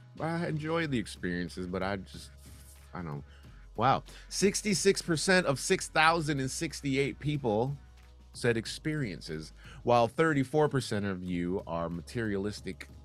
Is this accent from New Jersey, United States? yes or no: no; Detroit, Michigan, United States; I'm from Detroit, suburban Detroit